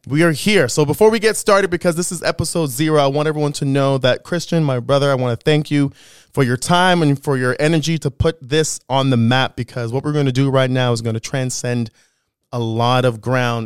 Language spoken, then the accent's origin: English; Thornhill, Ontario, Canada; also born or lived in Toronto; I grew up in Thornhill